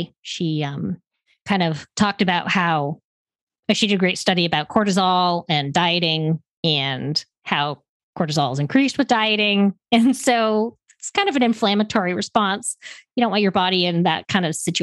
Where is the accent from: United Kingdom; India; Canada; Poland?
Canada; moved away as an adult; now in United States; I'm originally from Canada